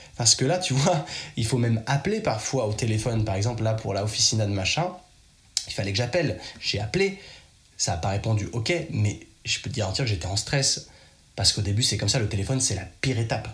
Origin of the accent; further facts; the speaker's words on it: Chambéry, Auvergne-Rhône-Alpes, France; accent: very French; moved away; je suis de Chambéry, donc c'est pas très grand.